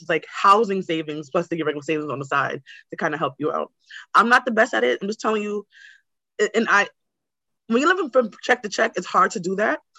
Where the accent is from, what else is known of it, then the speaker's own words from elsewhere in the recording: New York City, New York, United States; also born or lived in Brooklyn; I grew up in like in Queens and now I live in Brooklyn